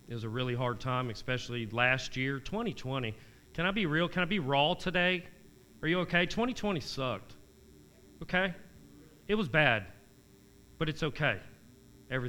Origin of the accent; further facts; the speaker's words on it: Wilmington, United States; I'm born and bred right here in Wilmington